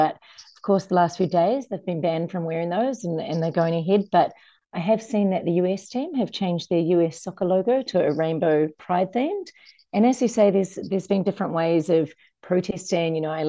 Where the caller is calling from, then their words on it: Copenhagen, Capital Region of Denmark, Denmark; I'm calling from Copenhagen, Denmark